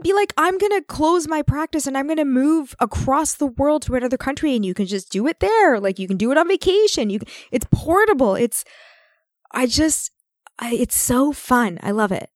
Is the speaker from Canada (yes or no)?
yes; Canada; we're Canadian